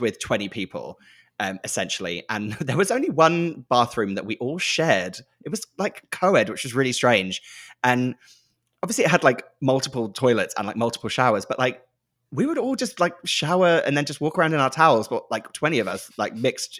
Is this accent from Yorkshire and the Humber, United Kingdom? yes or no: no; Norfolk, East of England, United Kingdom; moved away as an adult; I'm from Norfolk.